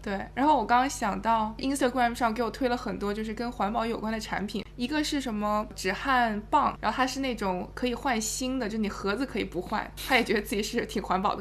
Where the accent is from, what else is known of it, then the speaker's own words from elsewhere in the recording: Jiangnan, China; now in New York, United States; 我们不是在江南长大